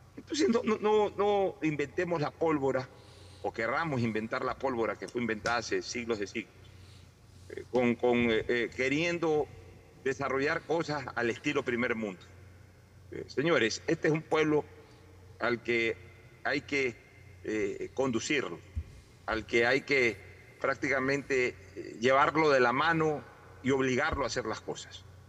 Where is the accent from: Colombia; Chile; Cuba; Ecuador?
Ecuador; somos nosotros los ecuatorianos